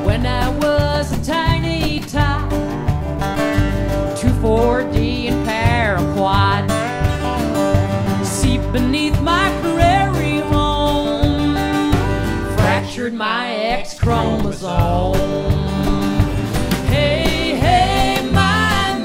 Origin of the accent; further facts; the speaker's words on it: Iowa, United States; my home state of Iowa